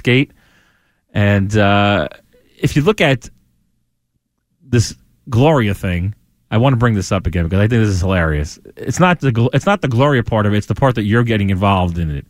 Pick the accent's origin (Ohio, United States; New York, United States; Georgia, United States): New York, United States; I'm from New York